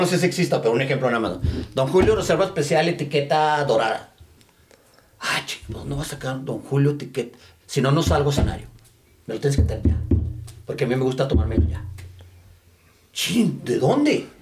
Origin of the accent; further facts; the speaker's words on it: Chihuahua, Mexico; moved away; also born or lived in El Paso; soy de Chihuahua